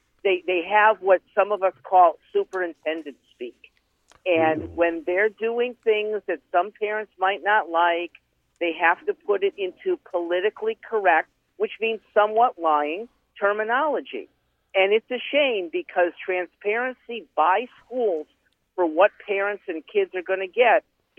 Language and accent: English; West Hartford, Connecticut, United States; West Hartford, Connecticut.